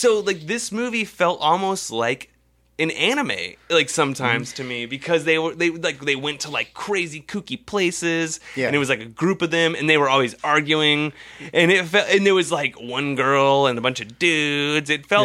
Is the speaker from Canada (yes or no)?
no; United States; I'm from America.